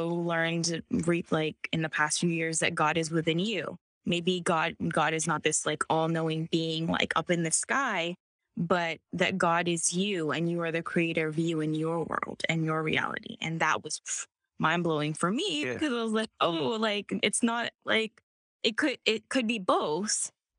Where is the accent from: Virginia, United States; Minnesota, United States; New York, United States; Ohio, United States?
Virginia, United States; now in Los Angeles, United States; I'm from Virginia. So I'm from Virginia. And I was like, Mom, I want to go to college in California. So I moved to San Diego first.